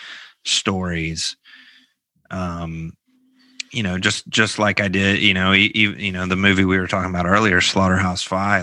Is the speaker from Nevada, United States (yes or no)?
no; Memphis, Tennessee, United States; growing up in Memphis in the 90s